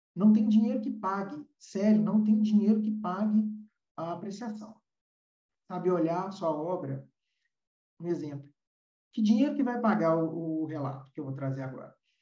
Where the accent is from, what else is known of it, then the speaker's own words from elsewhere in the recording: Brazil; hoje nós temos no Brasil, vou falar da, da nossa terrinha